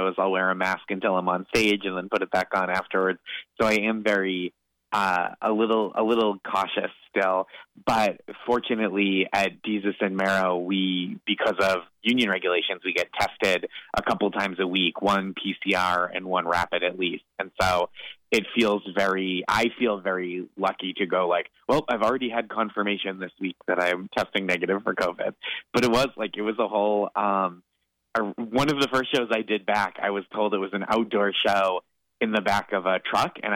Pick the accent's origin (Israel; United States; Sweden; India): United States; Boston, Massachusetts; now in New York City, United States; Coming from growing up in the Boston area, living in New York City for over a decade at this point